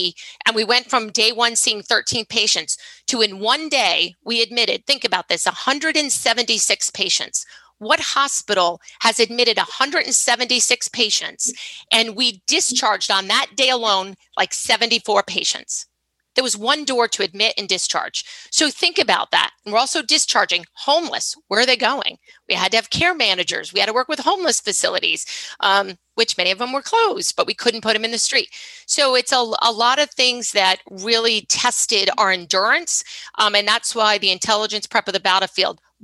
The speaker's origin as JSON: {"language": "English", "region": "Rhode Island", "country": "United States", "said": "I'm from Rhode Island."}